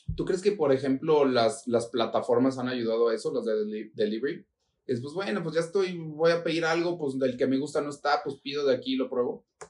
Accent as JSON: {"language": "Spanish", "town": "Guadalajara", "region": "Jalisco", "country": "Mexico"}